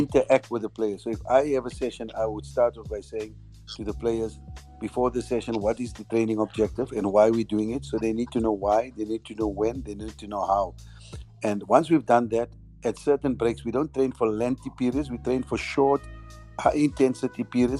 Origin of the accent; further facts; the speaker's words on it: South Africa; as South African players